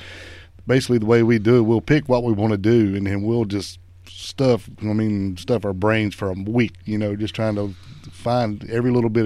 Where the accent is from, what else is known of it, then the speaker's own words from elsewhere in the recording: the South, United States; we're from the South